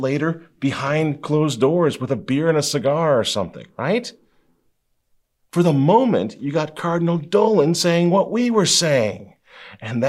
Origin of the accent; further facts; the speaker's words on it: Minnesota, United States; I'm from Minnesota